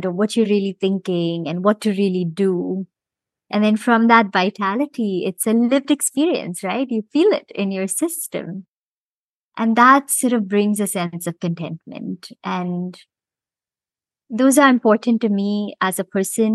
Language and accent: English; Mumbai, Maharashtra, India; moved away as an adult; also born or lived in Rochester, New York / Bermuda / London; now in Cayman Islands; I was born and raised in Bombay, India, and spent most of my growing years there.